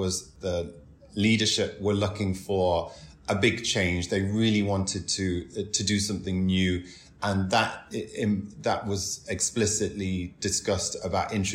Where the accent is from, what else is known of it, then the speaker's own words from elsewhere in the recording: Doncaster, Yorkshire and the Humber, United Kingdom; moved away as an adult; also born or lived in Carlisle; now in New York, United States; I grew up in Doncaster. My family's from Carlisle. We moved there when I was a teenager.